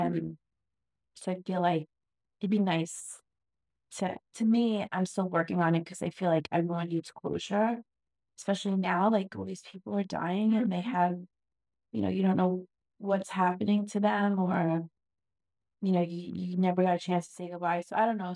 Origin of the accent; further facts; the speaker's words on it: New York, United States; I grew up in New York